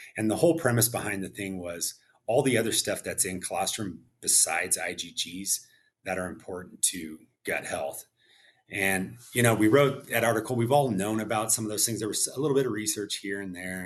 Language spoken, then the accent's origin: English; Visalia, California, United States; moved away; I was born and raised in Visalia Tulare area